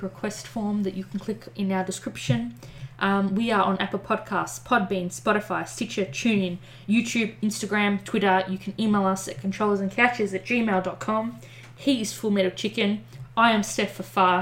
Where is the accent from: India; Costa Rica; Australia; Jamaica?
Australia; As an Australian